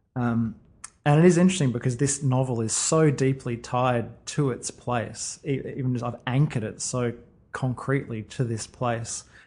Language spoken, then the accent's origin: English; Sunshine Coast, Queensland, Australia; when I was growing up on the Sunshine Coast